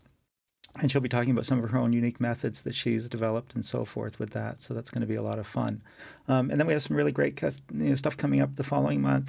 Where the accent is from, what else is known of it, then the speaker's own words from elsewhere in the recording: Nova Scotia, Canada; I grew up in Nova Scotia